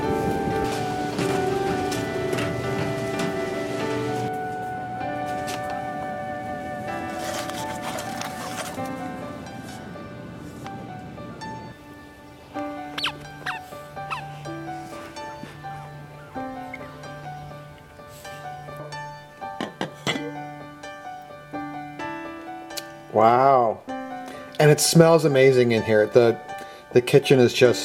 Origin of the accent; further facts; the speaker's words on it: Midwest, United States; now in New York City, United States; My family's from New York City. I was raised in the Midwest, and then I moved back to New York City